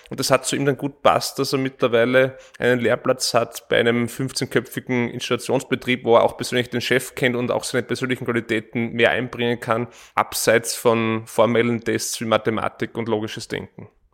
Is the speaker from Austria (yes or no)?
yes; East Styria, Austria; now in Vienna, Austria; Ich komme ursprünglich aus der Steiermark, in der Oststeiermark